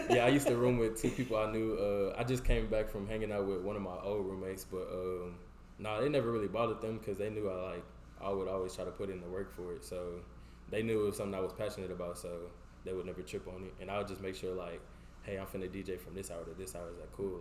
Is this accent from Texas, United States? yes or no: yes; Houston, Texas, United States; moved away; I grew up like North Houston